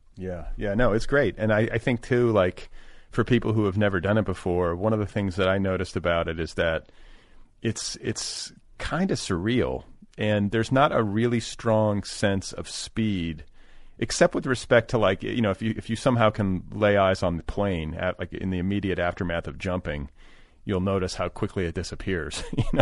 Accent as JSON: {"language": "English", "town": "Indianapolis", "region": "Indiana", "country": "United States", "tie": "born or raised there", "moved": "yes", "said": "I grew up in, uh, partially in Indianapolis"}